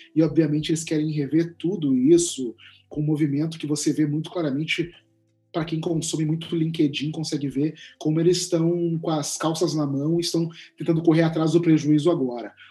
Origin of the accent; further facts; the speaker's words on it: Porto Alegre, Rio Grande do Sul, Brazil; na cidade de onde eu sou, Porto Alegre